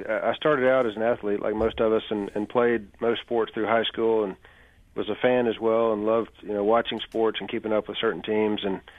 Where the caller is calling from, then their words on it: Birmingham, Alabama, United States; Birmingham, Alabama.